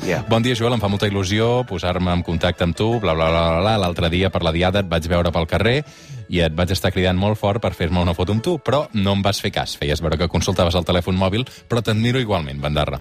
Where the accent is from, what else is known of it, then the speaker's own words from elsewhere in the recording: Sabadell, Catalonia, Spain; jo sóc de Sabadell i sóc del Sabadell